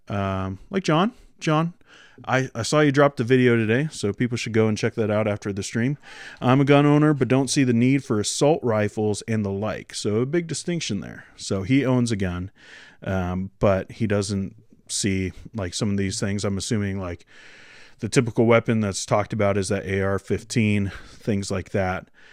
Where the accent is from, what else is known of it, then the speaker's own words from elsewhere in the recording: Washington, United States; moved away as an adult; now in Canada; she's from Washington, and that's where I'm from, too. Um, but, uh, that's, that's where I grew up